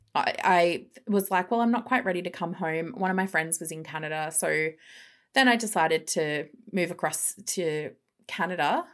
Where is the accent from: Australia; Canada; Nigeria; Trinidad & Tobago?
Australia; Melbourne, Victoria; moved away as an adult; also born or lived in England; grew up in the cough, cough, western suburbs of Melbourne.